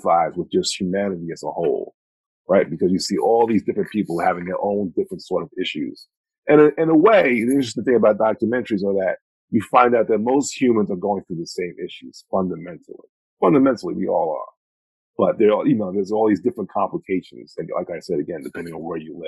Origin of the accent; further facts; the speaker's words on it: Mount Vernon, New York, United States; born and raised in Mount Vernon, New York.